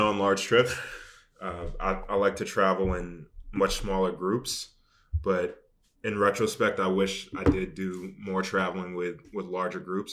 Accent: Boston, Massachusetts, United States; I grew up in Boston

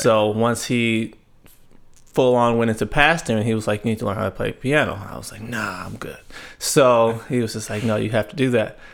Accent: Tulare, California, United States; also born or lived in Fresno, California; a little town called Tulare. It's, uh, Central California

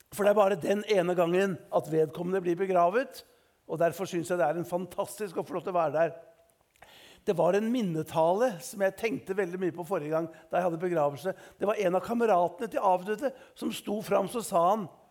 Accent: Eastern Norway, Norway; som østlending

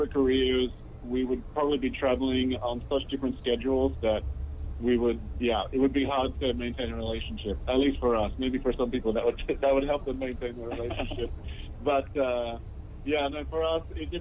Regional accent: Australia; moved away as an adult; also born or lived in Long Beach, California; now in Philadelphia, United States; I'm the Australian

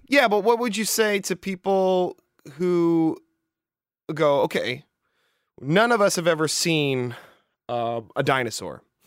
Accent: the Northwest, Pacific Northwest, United States; I'm from the Northwest, you know, we got, we got mountains and hills

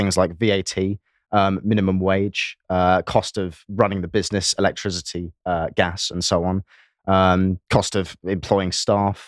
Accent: England, United Kingdom; I am an Englishman

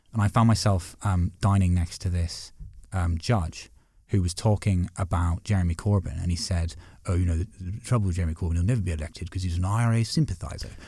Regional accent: Six Counties, Northern Ireland, United Kingdom; also born or lived in Dublin, Ireland; now in London, United Kingdom; I grew up, I grew up in the Six Counties

